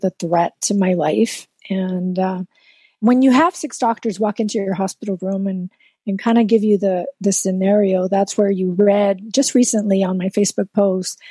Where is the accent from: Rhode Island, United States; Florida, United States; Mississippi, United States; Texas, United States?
Texas, United States; South; first language Spanish; English is a second language; I grew up in South Texas